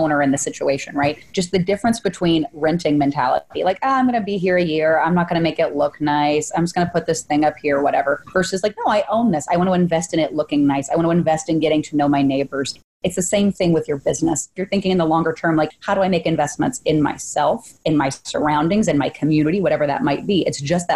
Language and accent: English; Oklahoma, United States; also born or lived in Austin, Texas; I was born in Austin and then moved to Oklahoma in third grade and stayed there all the way through college